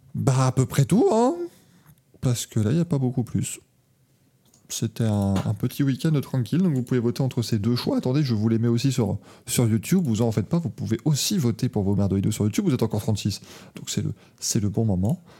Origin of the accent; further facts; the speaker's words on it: Luxembourg; je suis de Luxembourg